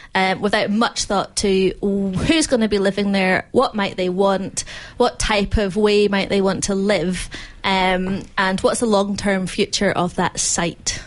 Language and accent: English; Glasgow, Scotland, United Kingdom; now in Melbourne, Australia; I grew up in apartments in Glasgow